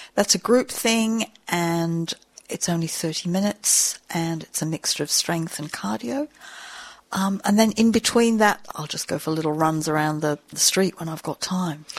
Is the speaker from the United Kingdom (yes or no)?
yes; England, United Kingdom; moved away as an adult; now in Sydney, Australia; I'm English. Um, I'm a journalist. I arrived here on a ship in the 70s